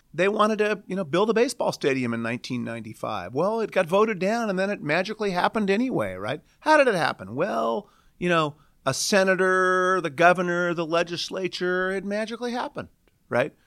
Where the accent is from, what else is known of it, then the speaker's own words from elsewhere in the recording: Portland, Oregon, United States; moved away as an adult; now in Seattle, United States; I grew up in Portland, uh, a nominally well-planned city